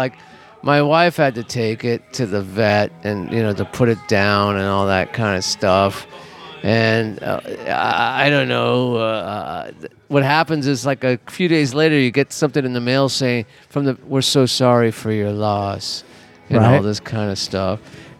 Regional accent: Los Angeles, California, United States; I'm from Los Angeles.

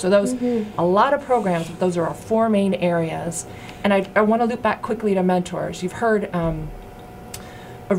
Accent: Boston, Massachusetts, United States; moved away as an adult; also born or lived in Austin, Texas; I grew up in Boston, right in the south end of Boston

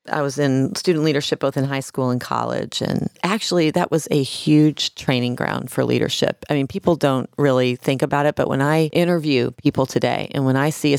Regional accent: Kansas City, Missouri, United States; moved away as an adult; also born or lived in New York; Sure. I'm a Missouri native. I grew up in Kansas City, Missouri. First and foremost, I'm a big sister, so I'm the eldest of four. And I grew up in a very modest home.

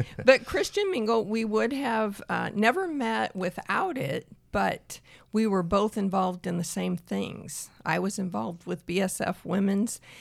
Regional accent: Peoria, Illinois, United States; I am from Central Illinois, Peoria, Illinois

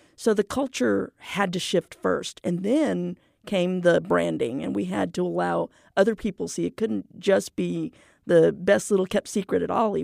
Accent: McAllen, Texas, United States; moved away as an adult; now in Houston, United States; I'm a native Valleyite. I'm from McAllen, Texas

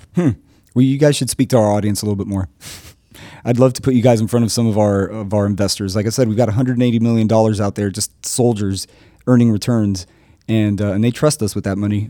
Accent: Miami, Florida, United States; I'm from Miami

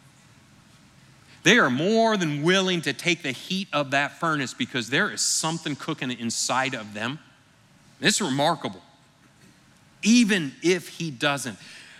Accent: Michigan, United States; moved away; I grew up in Michigan with the Detroit Lions

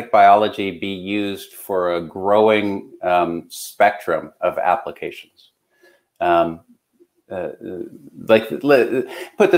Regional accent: Canada; I'm Canadian

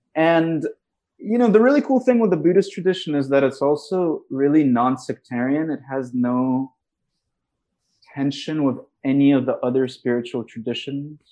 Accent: Moscow, Russia; now in United States; I'm from Russia

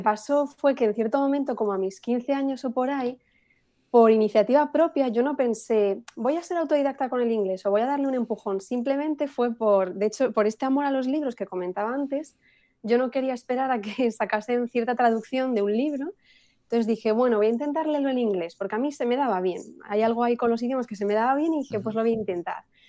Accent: Spain; mi familia española, todos somos españoles, nadie era bilingüe ni nada. Entonces yo empiezo en el colegio, aquí en España

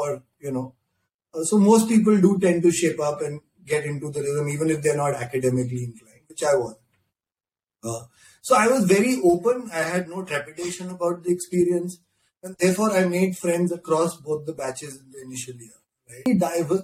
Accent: Delhi, India; I grew up in Delhi and on the rough streets of West Delhi

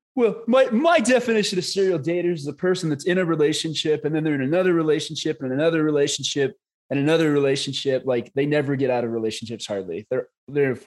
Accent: Scottsdale, Arizona, United States; we're both from Arizona up in Scottsdale.

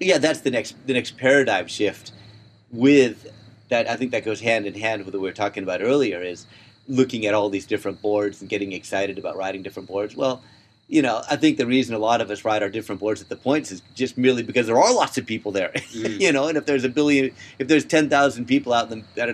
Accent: Palos Verdes, California, United States; I grew up in Palos Verdes where there's lots of rocks

